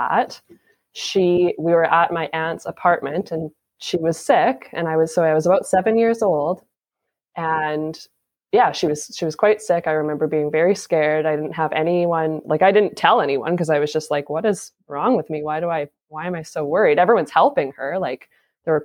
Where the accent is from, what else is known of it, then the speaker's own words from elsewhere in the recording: Saskatchewan, Canada; now in Port Coquitlam, Canada; I'm from Saskatchewan